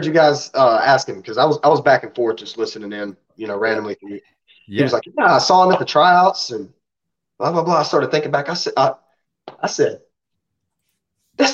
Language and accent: English; South Carolina, United States; I'm from South Carolina